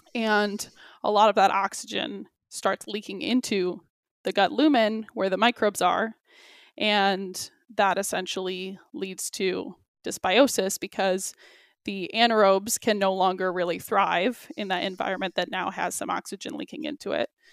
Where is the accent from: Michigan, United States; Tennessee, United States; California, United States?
Michigan, United States; also born or lived in Australia; now in Milwaukee, United States; I'm originally from Michigan